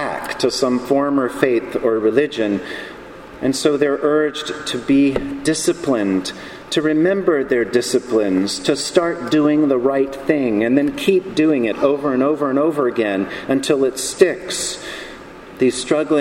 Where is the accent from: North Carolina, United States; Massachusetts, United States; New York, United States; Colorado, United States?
North Carolina, United States; Charlotte; the church in my hometown, Charlotte, North Carolina